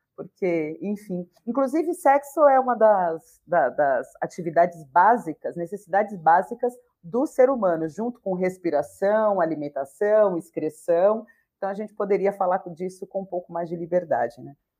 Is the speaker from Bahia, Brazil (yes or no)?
yes; Bahia, Brazil; eu sou baiana